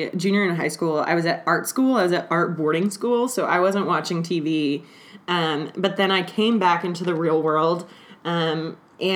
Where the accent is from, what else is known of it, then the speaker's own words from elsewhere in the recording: Los Angeles, California, United States; I'm from Los Angeles